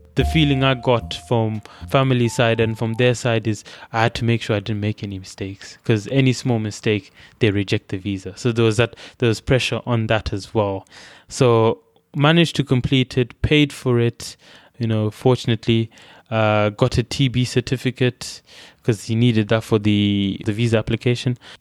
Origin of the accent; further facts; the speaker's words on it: Bulawayo, Zimbabwe; moved away as an adult; also born or lived in Masvingo, Zimbabwe; now in United Kingdom; where I grew up in in Bulawayo